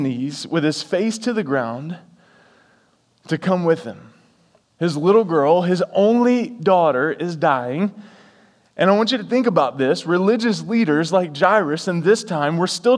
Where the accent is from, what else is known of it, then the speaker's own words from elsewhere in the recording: the South, United States; I'm from the South